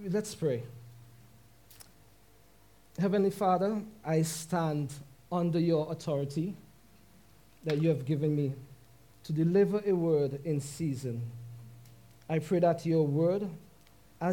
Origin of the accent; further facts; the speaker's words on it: St. Vincent & Grenadines; moved away; we are both from St. Vincent and the Grenadines